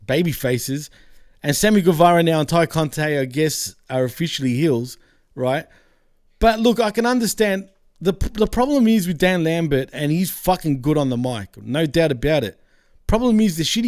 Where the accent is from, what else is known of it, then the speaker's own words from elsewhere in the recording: Australia; I'm Australian